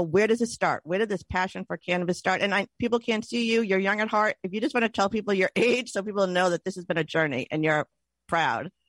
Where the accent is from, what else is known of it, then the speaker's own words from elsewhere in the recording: Boston, Massachusetts, United States; we're really from Boston